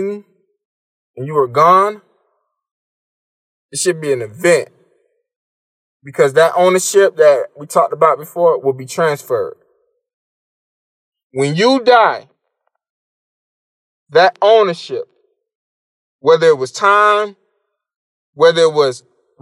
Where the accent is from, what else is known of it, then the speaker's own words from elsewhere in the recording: Miami, Florida, United States; I moved back to my hometown of Miami